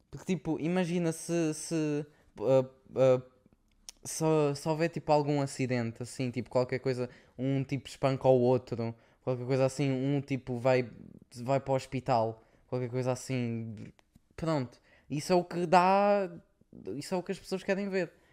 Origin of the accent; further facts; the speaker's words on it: Portugal; now in Luxembourg; somos tugas